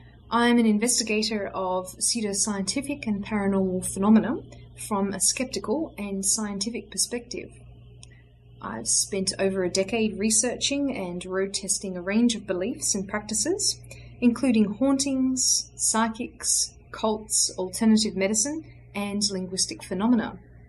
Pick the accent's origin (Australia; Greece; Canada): Australia; now in San Francisco Bay Area, United States; I live and work in the San Francisco Bay Area, but I'm originally from Australia, the home of the Yowie, the Bunyip, and Drop Bears.